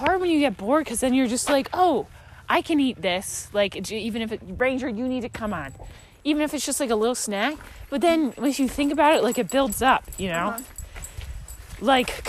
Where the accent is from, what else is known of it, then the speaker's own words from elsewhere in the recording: London, United Kingdom; Oh, I'm from London. I'm the British. I'm British.